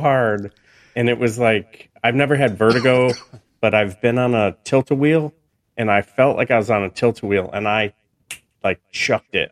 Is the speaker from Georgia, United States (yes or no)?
no; New York, United States; I was born in New York